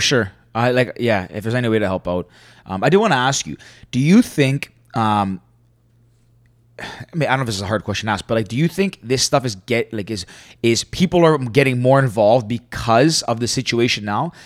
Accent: Canada; I'm Greek Canadian.

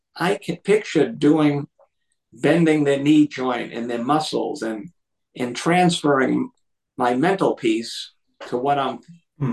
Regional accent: Lynn, Massachusetts, United States; I'm from Massachusetts

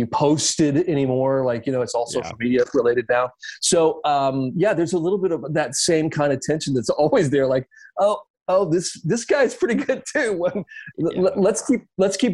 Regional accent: Columbia, South Carolina, United States; I grew up in South Carolina

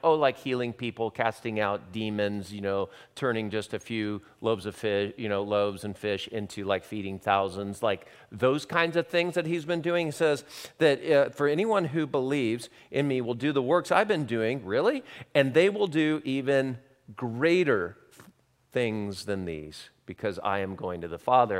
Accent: Long Beach, California, United States; moved away as an adult; also born or lived in Santa Barbara, California / Hawaii; now in Kansas City, United States; I grew up in Long Beach, California

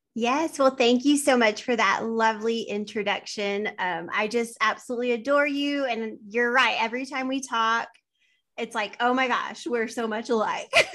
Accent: West Texas, United States; I am from West Texas

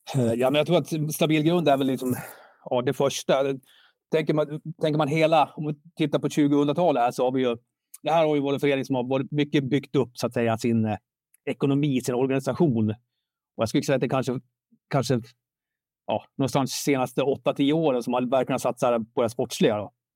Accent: Sandviken, Gävleborg County, Sweden; jag är född, jag, jag är sandvikare.

